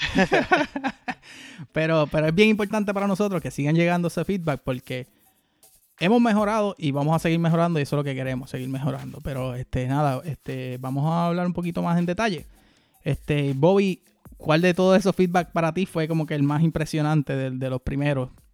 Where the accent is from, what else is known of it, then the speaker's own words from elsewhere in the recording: Puerto Rico; los boricuas nosotros